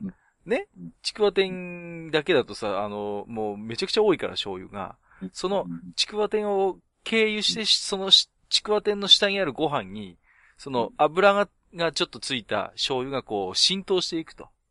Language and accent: Japanese; Tohoku, Japan; 僕も東北人なんで